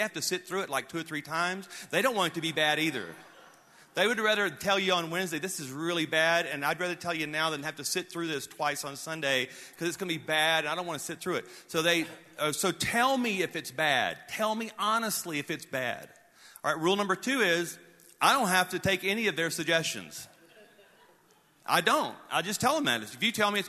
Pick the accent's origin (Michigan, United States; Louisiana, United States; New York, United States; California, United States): Louisiana, United States; North; growing up in North Louisiana